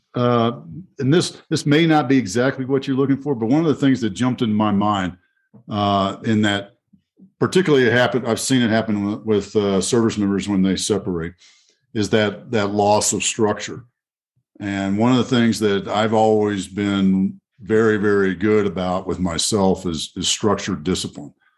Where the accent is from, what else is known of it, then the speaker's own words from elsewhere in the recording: Fort Worth, Texas, United States; my hometown of Fort Worth, Texas